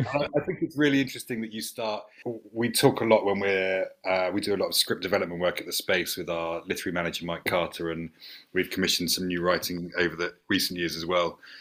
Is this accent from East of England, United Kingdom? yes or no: yes; St Albans, East of England, United Kingdom; I grew up in St Albans